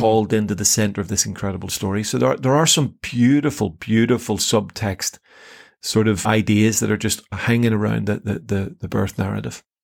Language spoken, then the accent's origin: English; Northern Ireland, United Kingdom; I came from a Protestant background in Northern Ireland